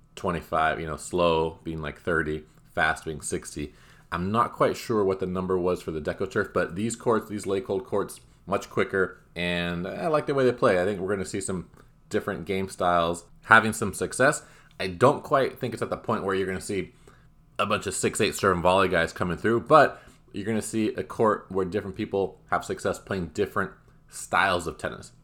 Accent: Southern California, United States; As an American, especially one from Southern California

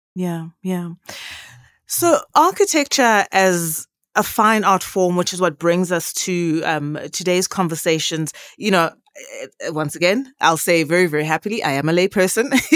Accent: Johannesburg, Gauteng, South Africa; We are born and bred in Johannesburg, in Gauteng

